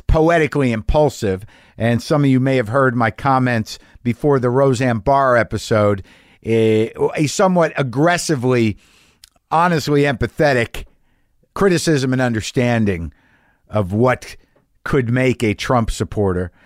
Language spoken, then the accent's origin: English; Albuquerque, New Mexico, United States; moved away; That's my hometown